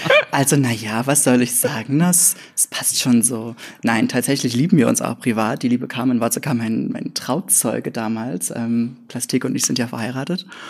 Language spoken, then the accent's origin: German; Leipzig area, Saxony, Germany; moved away as an adult; also born or lived in Grimma; now in Leipzig, Germany; ich komme aus dem Leipziger Umland, also Richtung, Richtung Dresden, ein ganz kleines Pupskaff mit 325,3 EinwohnerInnen